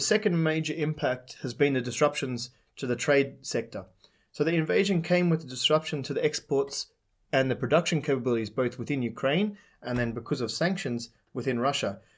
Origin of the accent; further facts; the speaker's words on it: Australia; now in Czech Republic; My home country, Australia